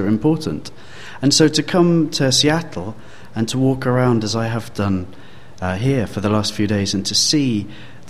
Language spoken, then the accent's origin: English; London, United Kingdom; I come from London, and you might have guessed by the accent